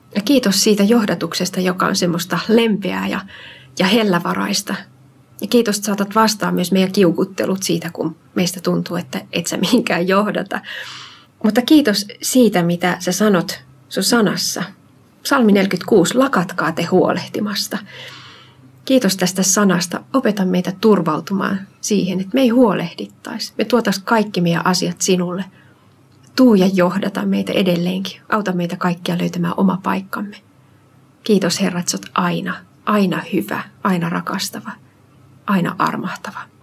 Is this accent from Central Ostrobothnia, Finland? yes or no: yes; Central Ostrobothnia, Finland; also born or lived in Uusimaa; now in Kirkkonummi, Finland; Mä oon lähtöisin Keski-Pohjanmaalta